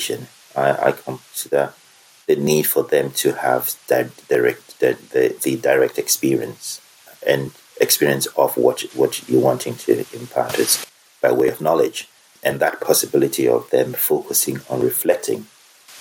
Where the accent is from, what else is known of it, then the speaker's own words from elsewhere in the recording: Germany; moved away; I was brought up in Germany, so I'm bilingual.